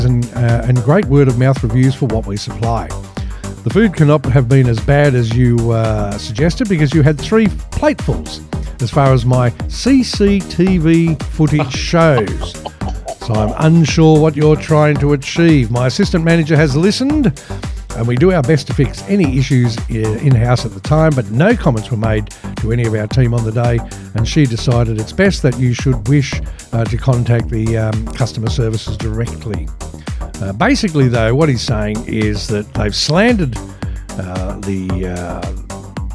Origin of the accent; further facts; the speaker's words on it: Australia; as an Australian